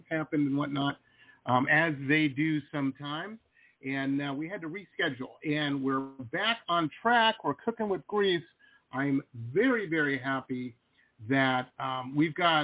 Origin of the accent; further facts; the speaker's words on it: Detroit, Michigan, United States; moved away; also born or lived in San Diego / Las Vegas; I grew up in Detroit.